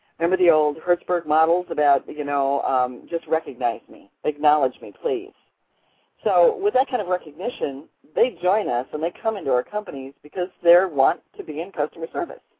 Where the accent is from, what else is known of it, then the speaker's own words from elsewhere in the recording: Chicago, Illinois, United States; my hometown of Chicago